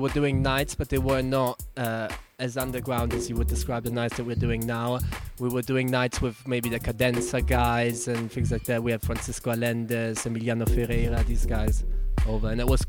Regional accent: Germany; English is a second language; moved away; Yeah, no, I'm actually from Germany, but my dad's Bulgarian

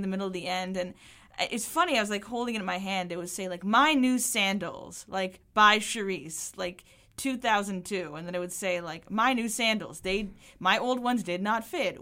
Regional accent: Belmont, Massachusetts, United States; also born or lived in Cambridge, Massachusetts; I lived in Cambridge for the first, like, three years of my life, and then I moved to Belmont

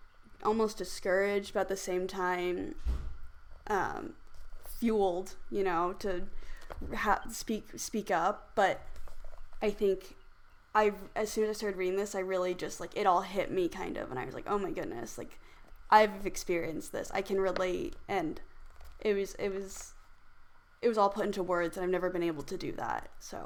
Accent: Midwest, United States; Yeah, growing up in the Midwest, I mean, I heard the microaggressions, the racist comments, the discrimination, all of that. And I think I started to resent my race and also where I was from.

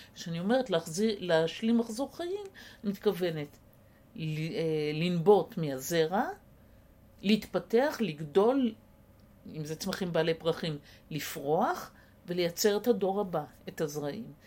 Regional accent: Israel; הקיבוץ שגדלתי בו

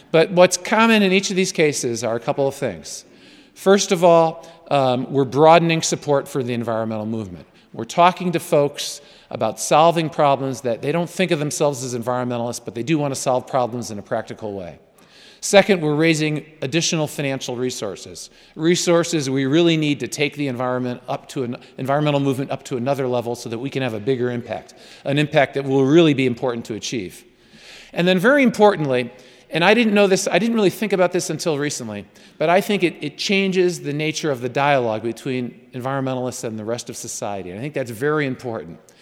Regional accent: New York, United States; I'm a New Yorker

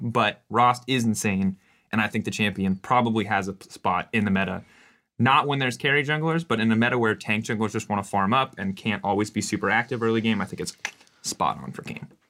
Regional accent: United States; as an American

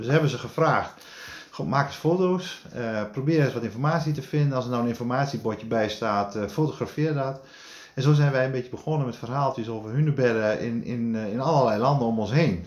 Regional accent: Drenthe, Netherlands; ik kom uit Drenthe, dus ik ben opgegroeid met hunebedden

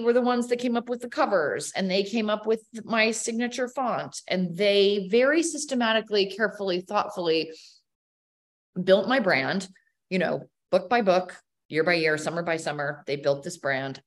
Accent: outside of Philadelphia, Pennsylvania, United States; now in Nantucket, United States; I grew up outside of Philadelphia

